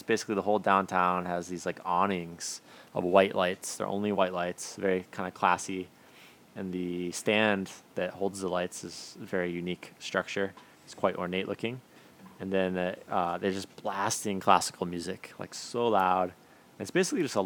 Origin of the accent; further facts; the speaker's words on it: Michigan, United States; moved away as an adult; also born or lived in San Marcos, Texas; now in Japan; And I'm from Michigan traditionally.